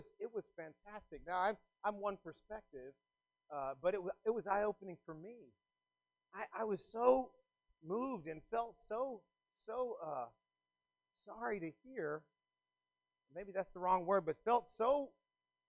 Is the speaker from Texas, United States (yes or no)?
yes; South Texas, United States; I grew up in South Texas